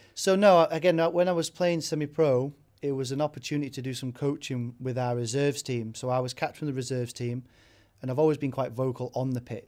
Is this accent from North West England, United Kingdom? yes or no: yes; Warrington, North West England, United Kingdom; also born or lived in York; I was born in York, uh, and then grew up in Warrington, which is where my mum lives